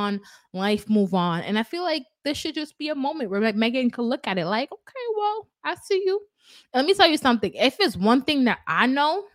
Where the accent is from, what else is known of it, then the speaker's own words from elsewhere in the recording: Kingston, Jamaica; I'm from Kingston.